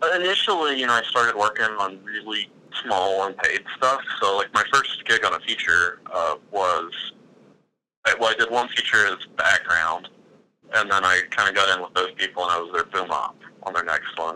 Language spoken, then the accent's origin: English; Gadsden, Alabama, United States; I'm from Gadsden